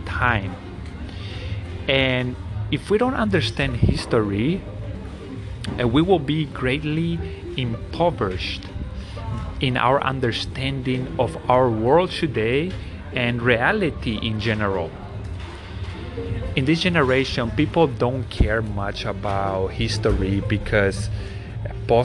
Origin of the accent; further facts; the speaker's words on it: Paraguay; English is a second language; I am from Paraguay